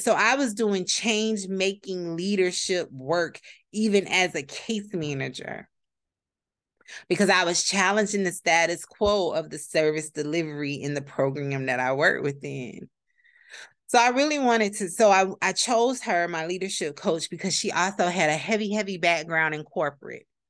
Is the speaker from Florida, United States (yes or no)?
yes; Palm Beach County, Florida, United States; I'm from Palm Beach County, Florida, 561 area code